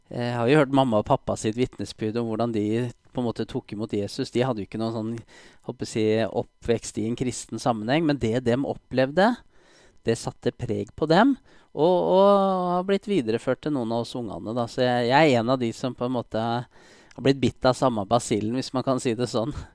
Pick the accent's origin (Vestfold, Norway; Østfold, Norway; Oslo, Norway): Oslo, Norway; jeg er eh, født og oppvokst i Oslo